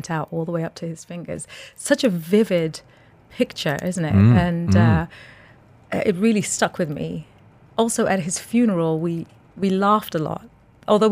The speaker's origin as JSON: {"language": "English", "region": "London", "country": "United Kingdom", "tie": "born or raised there", "moved": "yes", "lives_now": "Dubai, United Arab Emirates", "said": "I was born in London. I'm a North London girl"}